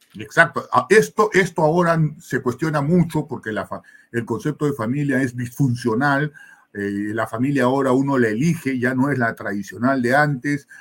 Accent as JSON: {"language": "Spanish", "region": "Cusco", "country": "Peru", "said": "por mi tierra, por el Cusco"}